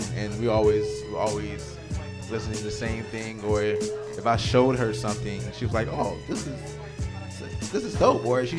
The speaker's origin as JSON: {"language": "English", "town": "Richmond", "region": "Virginia", "country": "United States", "said": "I'm from Richmond, Virginia."}